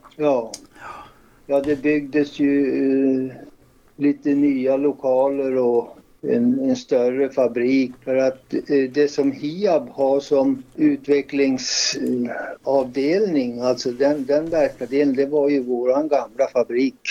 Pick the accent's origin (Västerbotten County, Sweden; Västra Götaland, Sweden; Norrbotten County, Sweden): Västerbotten County, Sweden; Hörnefors; moved away as an adult; also born or lived in Skellefteå; jag kom ju från Hörnefors ursprungligen